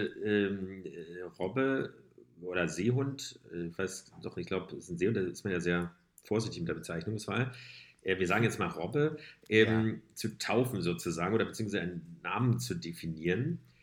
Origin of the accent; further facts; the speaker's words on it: Berlin, Germany; wir sind ja auch Berliner